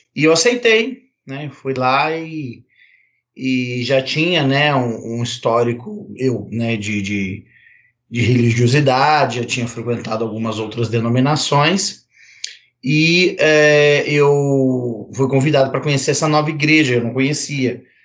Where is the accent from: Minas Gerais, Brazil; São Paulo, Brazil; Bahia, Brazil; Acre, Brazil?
Minas Gerais, Brazil; also born or lived in Betim / Belo Horizonte; Eu sou mineiro, moro na mesma cidade que o Gustavo